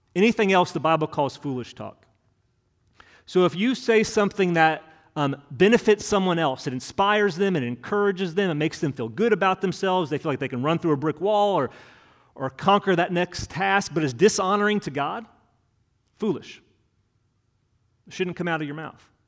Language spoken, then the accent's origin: English; Hendricks County, Indiana, United States; moved away as an adult; also born or lived in Bloomington, Indiana; now in Kentucky, United States; I grew up in Hendricks County